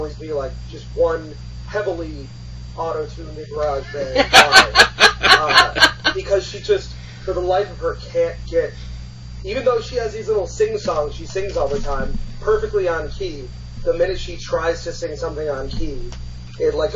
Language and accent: English; Connecticut, United States; I grew up in Connecticut